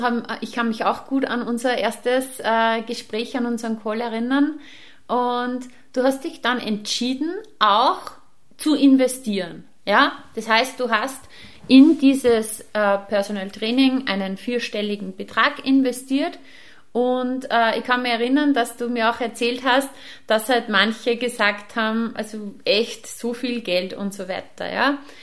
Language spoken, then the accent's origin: German; Upper Austria, Austria; bei uns in Oberösterreich